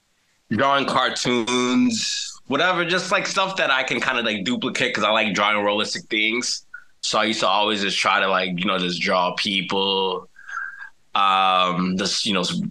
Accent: Chicago, Illinois, United States; I'm from Chicago, the south side of Chicago

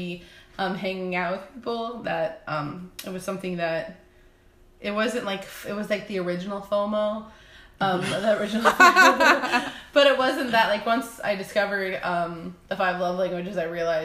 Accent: California, United States; we're all originally from California.

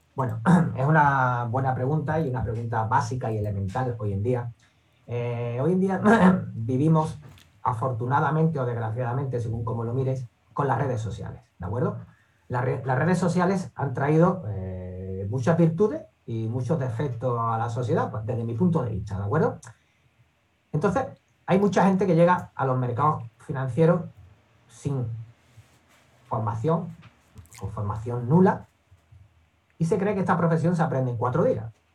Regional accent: Seville, Andalusia, Spain; soy de aquí de Sevilla

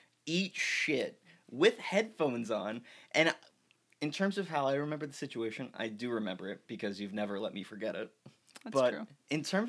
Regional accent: Portland, Oregon, United States; I was born in Portland, Oregon. Proud Leo baby.

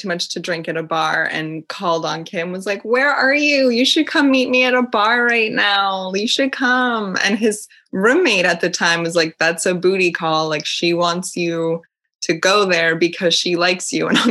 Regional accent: United States; moved away as an adult; now in Paris, France; I'm an American

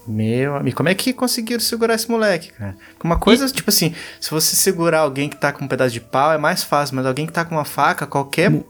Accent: Pindamonhangaba, São Paulo, Brazil; isso aqui é de Pindamonhangaba, minha cidade natal. Também interior de São Paulo

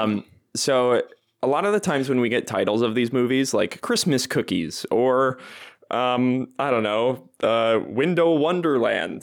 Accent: New Jersey, United States; now in Chicago, United States; I'm from New Jersey

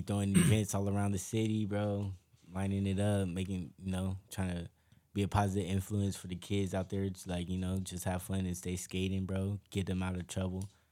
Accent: Long Beach, California, United States; we were always hung around the same circle growing up in Long Beach

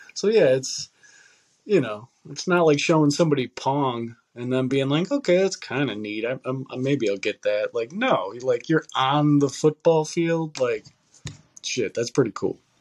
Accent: United States; as like an American

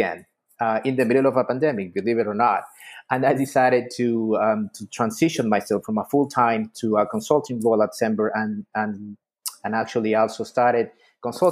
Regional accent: Ecuador; moved away as an adult; also born or lived in Miami, United States; now in United States; I'm actually from Ecuador. I came to the U.S. First as a student

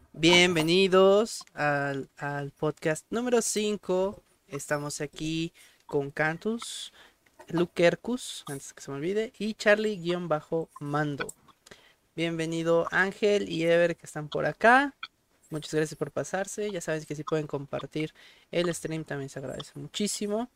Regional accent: Mexico; la identidad en este caso de nosotros como mexicanos

